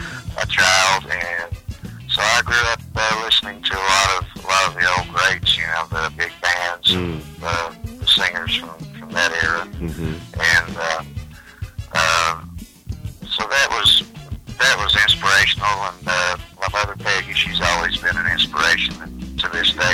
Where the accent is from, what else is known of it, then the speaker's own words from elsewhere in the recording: Knoxville, Tennessee, United States; I'm originally from Knoxville, Tennessee